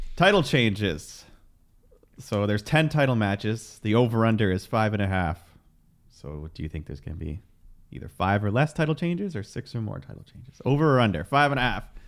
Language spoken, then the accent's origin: English; Canada; we are Canadian